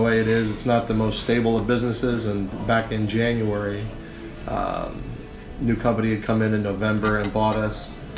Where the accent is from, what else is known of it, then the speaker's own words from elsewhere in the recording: Vineland, New Jersey, United States; now in Savannah, United States; South Jersey, city called Vineland. It's probably about 30 minutes over the bridge from Philly